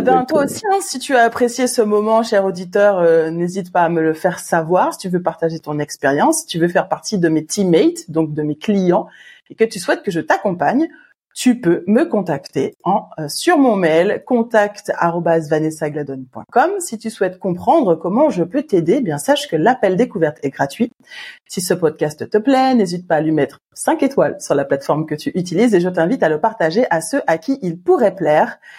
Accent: Martinique; en tant que bon Martiniquais que nous sommes

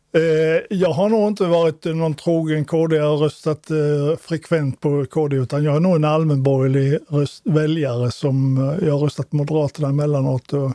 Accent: Småland, Sweden; now in Malmö, Sweden; jag är inte född skåning, jag är en smålänning

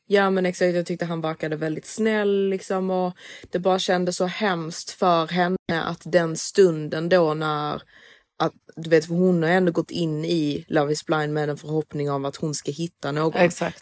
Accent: Sweden; vi är svenskar och det är klart att vi har växt upp

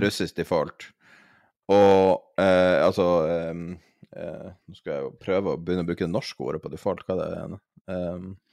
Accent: Norway; som nordmann

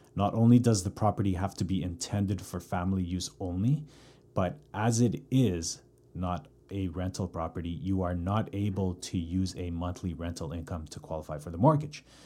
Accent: Calgary, Alberta, Canada; born or raised there; now in Vancouver, Canada

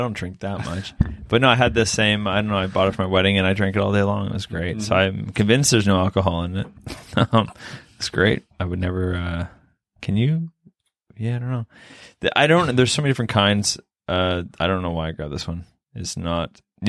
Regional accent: Vancouver, British Columbia, Canada; I'm like, where are you from? I'm from Vancouver.

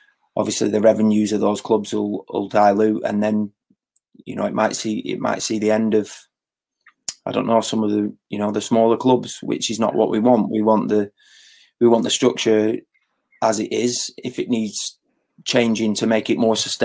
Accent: Blackburn, North West England, United Kingdom; I grew up in Cherry Tree, which is not far from Ewood.

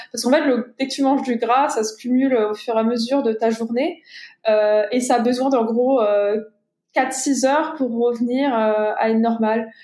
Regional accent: France; moved away; also born or lived in United States; en tant que Français

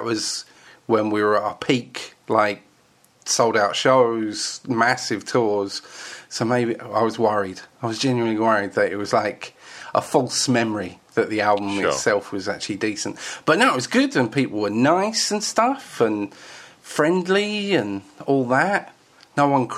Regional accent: Essex, East of England, United Kingdom; growing up in Essex

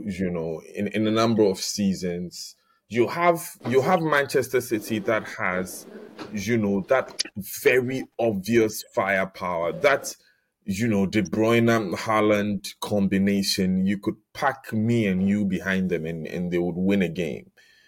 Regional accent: Ghana; I'm Ghanaian

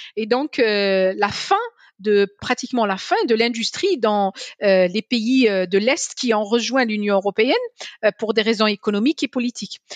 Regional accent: Algiers, Algiers Province, Algeria; also born or lived in Paris; now in France; J'ai grandi à Alger, je n'ai pas grandi à Paris

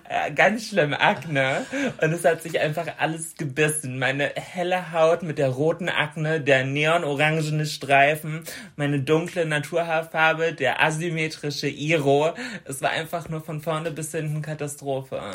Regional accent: Bremen, Germany; bei uns in Bremen

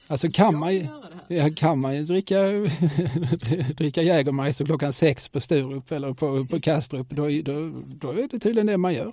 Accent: Eslöv, Skåne, Sweden; när jag växte upp i Eslöv

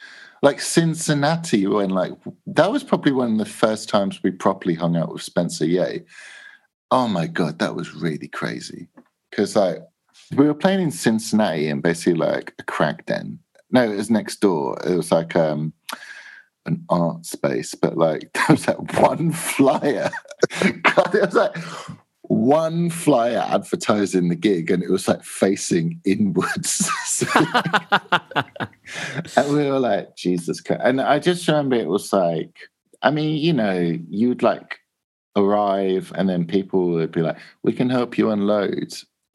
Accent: England, United Kingdom; We make cassettes and we're from England.

